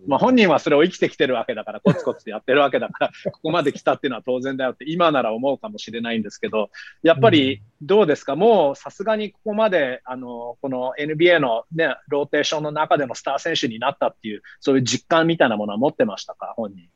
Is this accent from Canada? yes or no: yes; Canada; 同じカナダ人としては